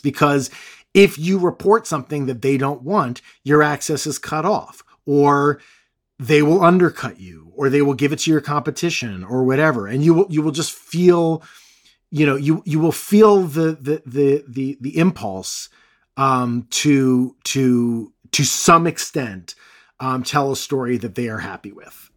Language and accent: English; United States; I'm, I'm American